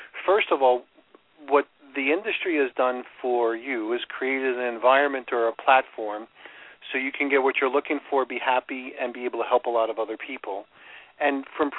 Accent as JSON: {"language": "English", "region": "New York", "country": "United States", "also_born_or_lived": "Chicago", "accent": "New York", "moved": "as an adult", "lives_now": "Florida, United States", "said": "I moved from New York, where I get my accent, to Chicago"}